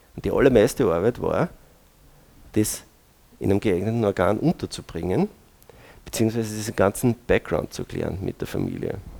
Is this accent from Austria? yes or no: yes; Braunau am Inn, Upper Austria, Austria; als gebürtiger Braunauer